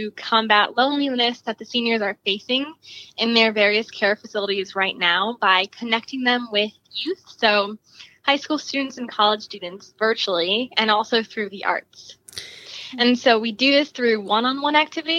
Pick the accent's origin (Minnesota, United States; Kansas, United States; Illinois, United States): Illinois, United States; Chicago; I'm from Chicago, Illinois.